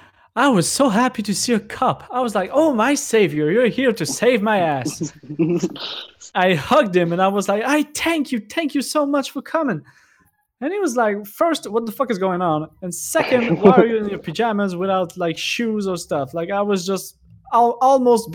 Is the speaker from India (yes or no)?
no; Canada; I'm Canadian